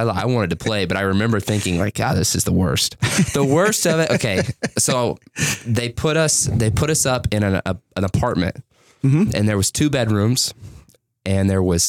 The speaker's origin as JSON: {"language": "English", "town": "Lebanon", "region": "Tennessee", "country": "United States", "tie": "born or raised there", "also_born_or_lived": "Owensboro, Kentucky", "moved": "as an adult", "said": "I turned 26 in April. I was born in 1998 in Lebanon, Tennessee. My mother and father and my brother, older brother, we lived out in the middle of Tennessee. We had a little land."}